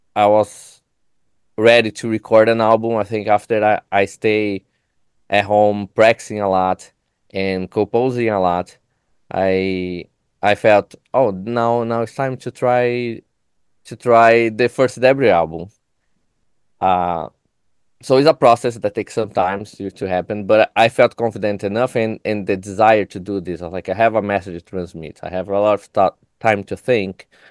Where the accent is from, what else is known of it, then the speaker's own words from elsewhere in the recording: São Paulo, Brazil; English is a second language; moved away as an adult; now in Chicago, United States; I am an immigrant from Brazil. I came here to do my, my master degree